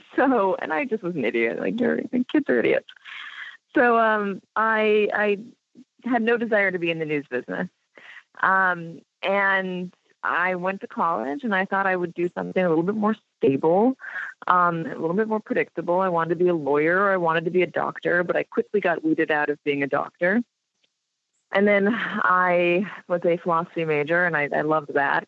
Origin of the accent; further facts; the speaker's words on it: Los Angeles, California, United States; I grew up in Los Angeles